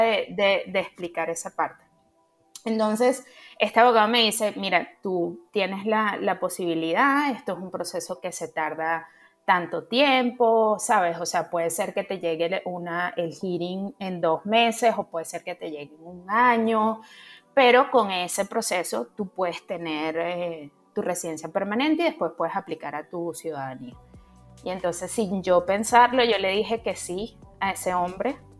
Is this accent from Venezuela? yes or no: yes; Caracas, Capital District, Venezuela; moved away as an adult; now in Canada; yo soy venezolana, caraqueña